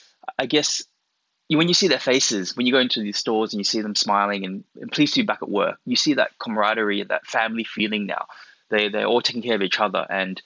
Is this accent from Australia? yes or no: yes; Australia; born there; little did he know, I was born here. I'm actually Australian-born Chinese. And, you know, I am Chinese.